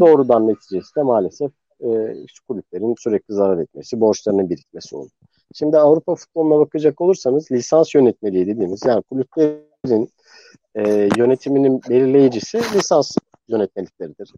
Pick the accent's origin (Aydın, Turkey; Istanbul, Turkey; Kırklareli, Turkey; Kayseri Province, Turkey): Istanbul, Turkey; also born or lived in New York, United States; İstanbul'da büyüdüm